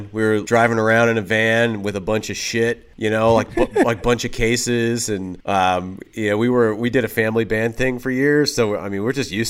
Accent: Michigan, United States; also born or lived in Los Angeles / Texas / Arkansas / Oklahoma; So that was in Michigan, but I've I've kind of bounced all over. So we're originally born in L.A. area.

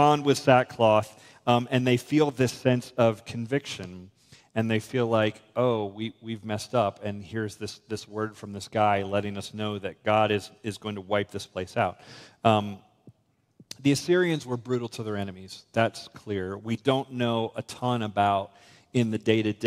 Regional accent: United States; I'm an American

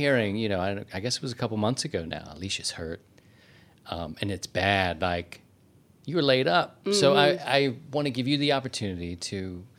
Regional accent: Maryland, United States; You know, we've come from pretty much the same area of the world. Mm-hmm. We're both from Maryland and found ourselves here, I think, through marriage and love.

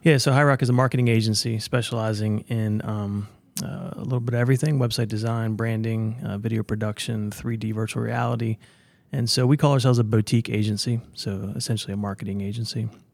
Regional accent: Smithsburg, Maryland, United States; also born or lived in Virginia; I grew up in Smithsburg, Maryland, which is, uh, about an hour west of Baltimore or D C

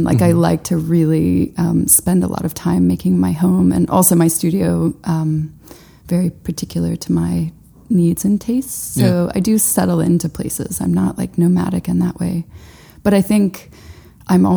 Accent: Knoxville, Tennessee, United States; moved away as an adult; also born or lived in Georgia; now in Brooklyn, United States; I was born in Knoxville, and then, you know, my mom moved us to Georgia when I was like 5, mm-hmm. and we were in Georgia for about 5 years, and then moved back to Knoxville, and I was there until I graduated high school

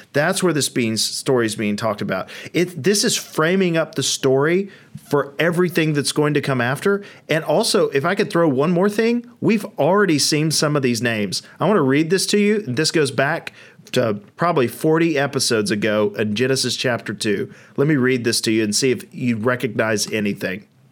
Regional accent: United States; I'm a Westerner, I'm an American, uh, I'm of European descent.

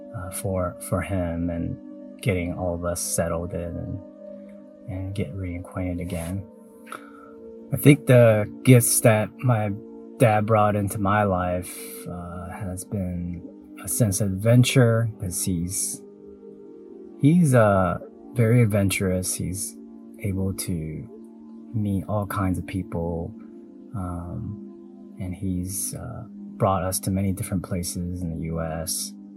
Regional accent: Taiwan; I was born in Taiwan

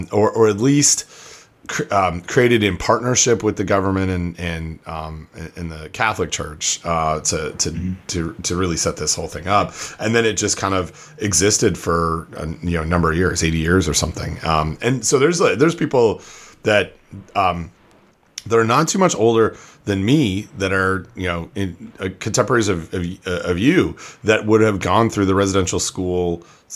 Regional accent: Canada; now in United States; as a Canadian

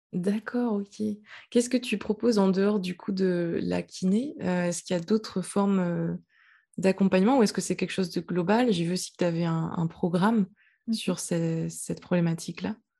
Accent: French Guiana; moved away; j'habitais dans un pays chaud quand j'étais petite, j'habitais en Guyane.

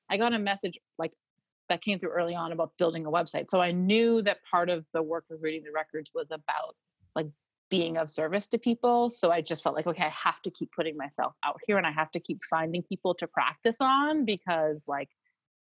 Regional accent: Maine, United States; moved away; also born or lived in Boston; I'm from Maine

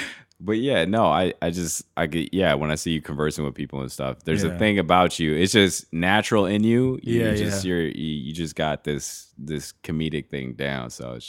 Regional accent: Haiti; also born or lived in Miami; now in Canada; I grew up in Haiti.

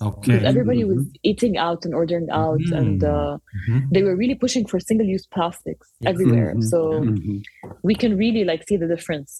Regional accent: Jordan; also born or lived in Kuwait / Cyprus; I'm of Palestinian origins, but I grew up in Jordan, in the Middle East, ever since I was younger. We moved a lot when we were younger. I was born in Kuwait, and then there was the Gulf War, and then we moved to Cyprus and ended up in Jordan.

